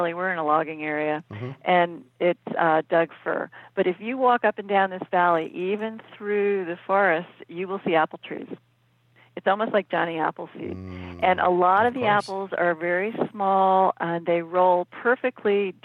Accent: East Coast, United States; moved away; also born or lived in Phoenix; I grew up on the East Coast, and in the summers we would go up to Cape Cod

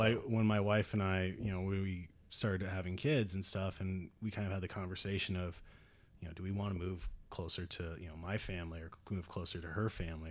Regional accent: right outside Seattle, Washington, United States; moved away as an adult; I grew up out in Washington

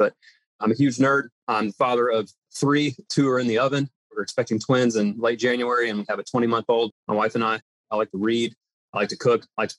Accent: Florence, South Carolina, United States; I'm born and raised in Florence, South Carolina. I grew up in Florence and said I'd never be back in Florence. I'm out of here. Here I am.

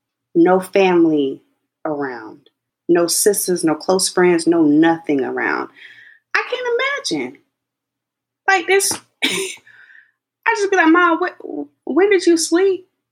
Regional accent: Texas, United States; born there; So my mom, I was born in Texas, but my family's from South Carolina. And my dad was in the Air Force, which is why they had to move.

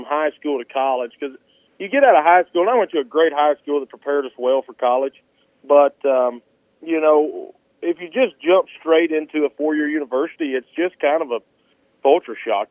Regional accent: West Point, Mississippi, United States; moved away as an adult; now in Byhalia, United States; I'm originally from West Point, so about 2 hours southeast of here, just about 45 minutes south of Tupelo. And I grew up there

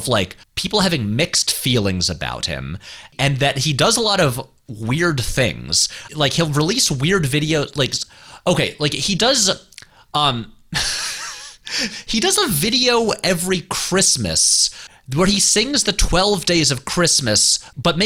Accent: Saratoga Springs, New York, United States; moved away; We're both from upstate New York. I'm from Saratoga Springs, New York.

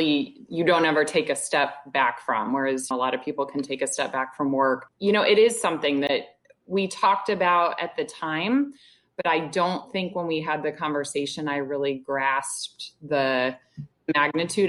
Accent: Indianapolis, Indiana, United States; moved away as an adult; I grew up in Indianapolis.

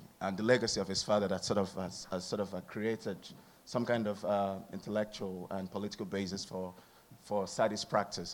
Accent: Nigeria; now in Hanover, United States; I'm from Nigeria.

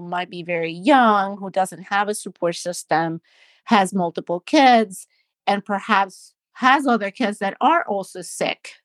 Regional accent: Panama; moved away as an adult; also born or lived in New Jersey / Philadelphia; now in Baltimore, United States; I'm from Panama in Central America, and, um, I went to medical school

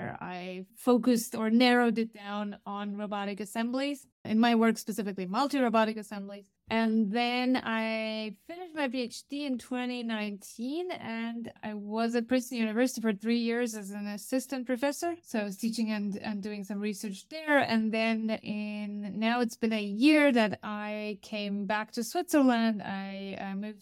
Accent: Romania; moved away as an adult; also born or lived in Stuttgart, Germany; I actually started my studies in my home country in Romania

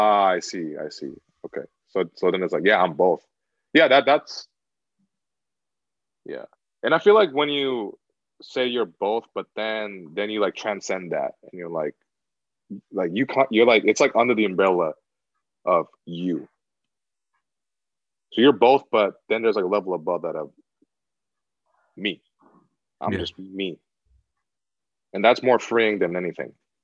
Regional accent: United States; I'm American

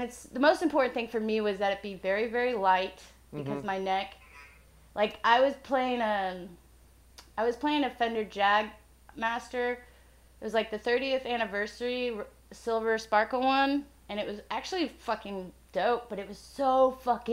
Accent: Illinois, United States; we're both from Illinois.

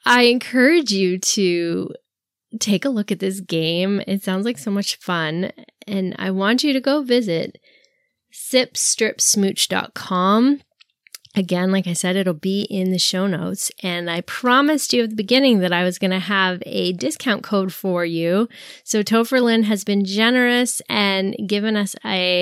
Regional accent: Canada; since I'm Canadian

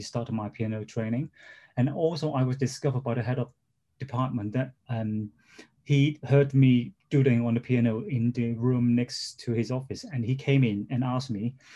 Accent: Hong Kong; moved away as an adult; also born or lived in London, United Kingdom; I was born in Hong Kong, and I spent the first 17 years of my life there.

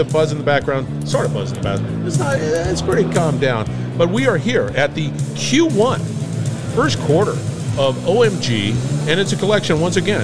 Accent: Barstow, California, United States; I grew up in Barstow, California

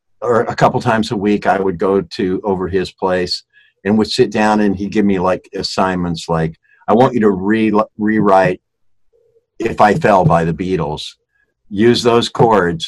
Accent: Shaker Heights, Ohio, United States; moved away as an adult; now in Los Angeles, United States; I grew up in Shaker Heights, Ohio. It's a small town outside of Cleveland

